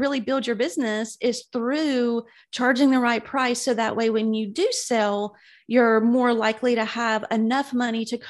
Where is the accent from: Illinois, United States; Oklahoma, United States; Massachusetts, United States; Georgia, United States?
Georgia, United States; South; moved away as an adult; now in Birmingham, United States; I'm originally from South Georgia. So I've definitely hung out in the South all of my life